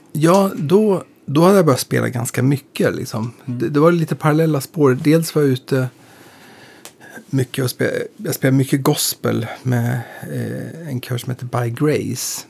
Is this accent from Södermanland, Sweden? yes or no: yes; Eskilstuna, Södermanland, Sweden; moved away as an adult; now in Stockholm, Sweden; vi är från samma, vi är från Eskilstuna mm. och från Skogstorp